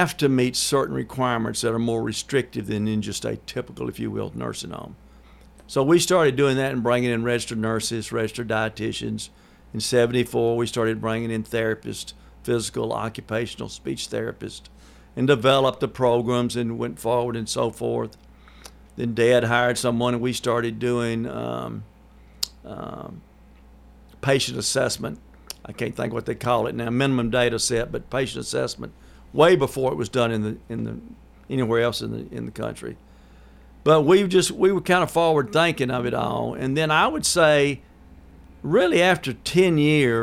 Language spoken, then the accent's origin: English; Murfreesboro, Tennessee, United States; This is where we're located in Murfreesboro. We're from Murfreesboro.